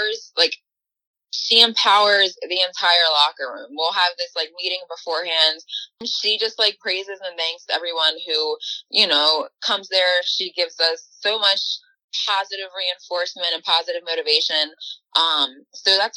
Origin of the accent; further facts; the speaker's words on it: Baltimore, Maryland, United States; being from Baltimore, Charm City